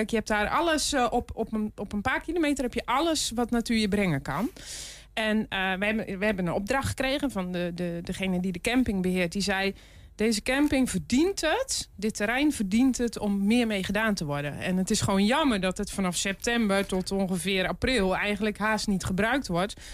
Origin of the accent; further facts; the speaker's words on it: North Brabant, Netherlands; moved away; eigenlijk kom ik uit Brabant.